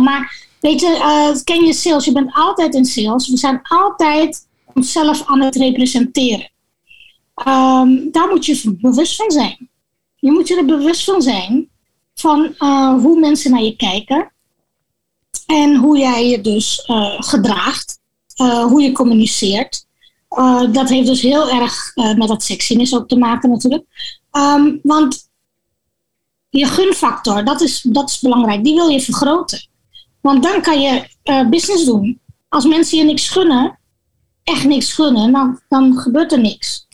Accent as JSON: {"language": "Dutch", "town": "Gorinchem", "region": "South Holland", "country": "Netherlands", "tie": "born or raised there", "moved": "as an adult", "lives_now": "Suriname", "said": "zij verhuisde vanuit Dordrecht naar Gorinchem, waar ik ben opgegroeid"}